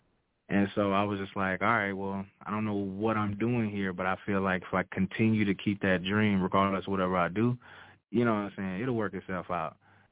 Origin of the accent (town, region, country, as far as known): Louisiana, United States; moved away as an adult; now in Texas, United States